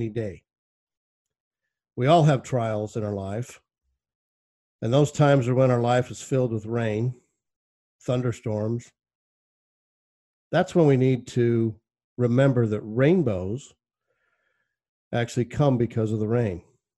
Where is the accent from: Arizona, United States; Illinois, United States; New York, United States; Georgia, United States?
Arizona, United States; my hometown in Arizona